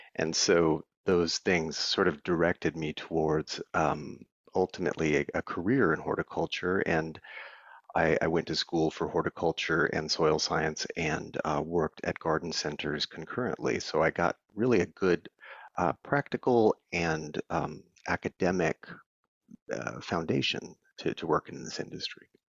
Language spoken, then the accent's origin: English; Las Cruces, New Mexico, United States; now in Austin, United States; I was born and raised in Las Cruces, New Mexico